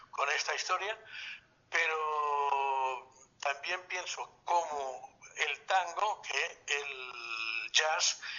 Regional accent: Catalonia, Spain; tan nuestra, tan catalana

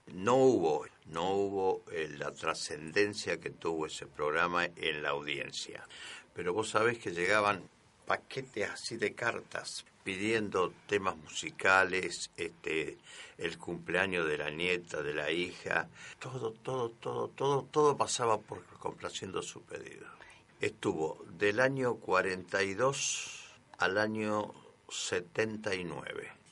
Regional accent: Cruz Alta, Córdoba, Argentina; Yo soy de Cruz Alta.

